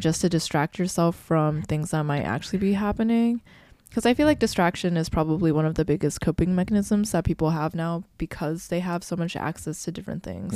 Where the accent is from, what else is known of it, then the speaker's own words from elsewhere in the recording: Midwest, United States; growing up in the Midwest